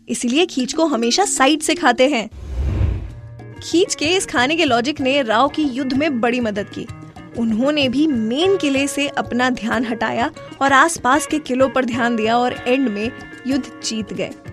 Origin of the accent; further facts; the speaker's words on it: Rajasthan, India; मैं राजस्थान से हूँ